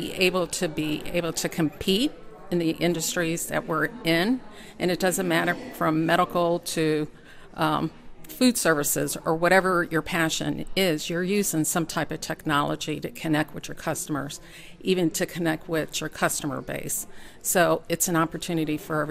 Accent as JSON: {"language": "English", "town": "Chicago", "region": "Illinois", "country": "United States", "tie": "born or raised there", "moved": "yes", "lives_now": "Kentucky, United States", "said": "I actually was born and raised in Chicago"}